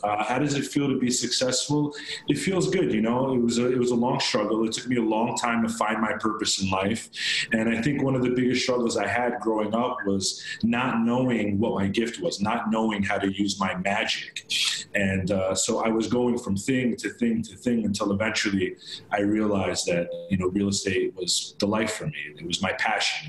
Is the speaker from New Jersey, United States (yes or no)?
no; Long Island, New York, United States; I grew up in Long Island